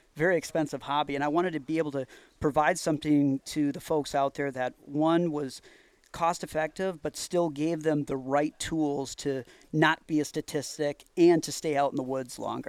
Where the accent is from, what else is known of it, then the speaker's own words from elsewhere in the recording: Wisconsin, United States; I'm from Wisconsin